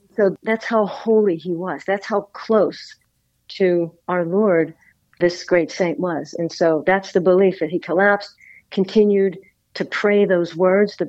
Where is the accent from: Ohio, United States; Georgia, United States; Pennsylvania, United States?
Pennsylvania, United States; Pittsburgh; in Pittsburgh, Pennsylvania, which is my hometown